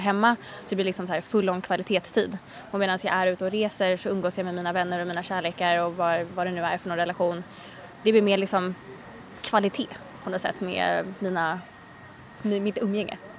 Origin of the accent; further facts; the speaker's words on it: Sweden; moved away as an adult; min familj och mina vänner hemma i Sverige.